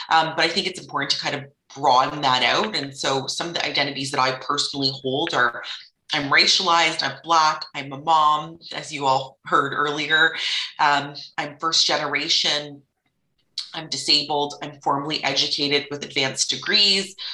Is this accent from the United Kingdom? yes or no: no; United Arab Emirates; also born or lived in Canada; racialized third culture kid, and I spent my formative years in the United Arab Emirates, but I was born in Canada, in southern Ontario, to two settlers.